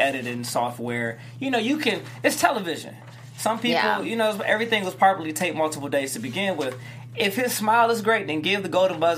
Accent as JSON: {"language": "English", "town": "Detroit", "region": "Michigan", "country": "United States", "said": "I'm from Detroit"}